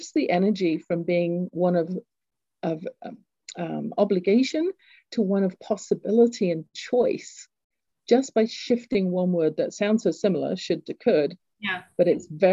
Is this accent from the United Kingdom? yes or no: yes; England, United Kingdom; accent: English; moved away; I grew up in England, you can tell from my accent